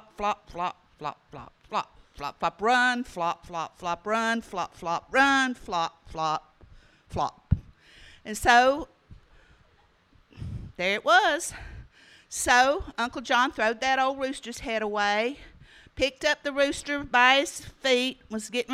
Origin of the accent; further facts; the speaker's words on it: Smoky Mountains of North Carolina, United States; I grew up down in the Smoky Mountains of North Carolina